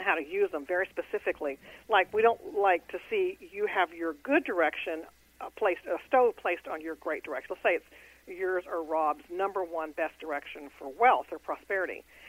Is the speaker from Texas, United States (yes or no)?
yes; Houston, Texas, United States; I'm in Houston. That's my hometown.